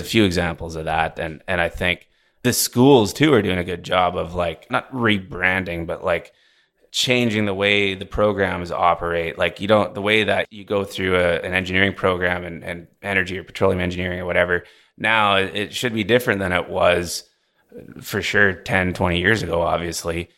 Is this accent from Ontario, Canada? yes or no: no; Vancouver, British Columbia, Canada; moved away as an adult; also born or lived in Alberta; now in Houston, United States; I grew up on the West Coast, Vancouver, B C